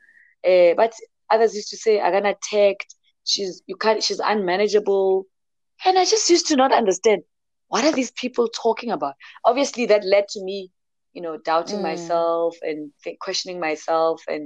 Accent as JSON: {"language": "English", "town": "Bushbuckridge", "region": "Limpopo", "country": "South Africa", "said": "I'm from Limpopo and Bushbuckridge"}